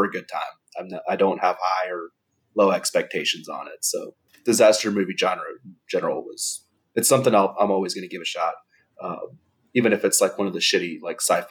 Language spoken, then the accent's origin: English; Southern California, United States; English is a second language; someone growing up in Southern California